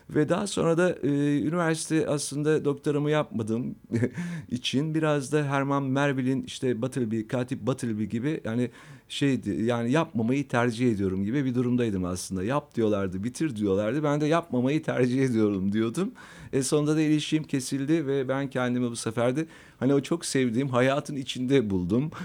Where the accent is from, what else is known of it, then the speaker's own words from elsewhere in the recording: Istanbul, Turkey; ben aslında, e, İstanbul'da doğdum, İstanbul'da, e, yetiştim. Fatih'te, e, Vatan Caddesi'nde benim çocukluğum geçti.